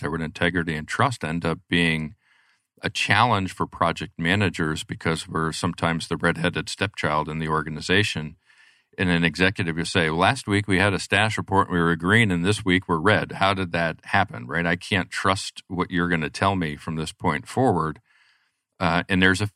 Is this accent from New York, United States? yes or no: yes; New York, United States; moved away; I'm originally a New Yorker